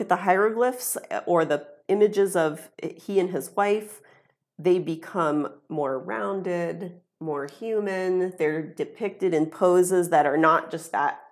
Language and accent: English; Ohio, United States; stay in my hometown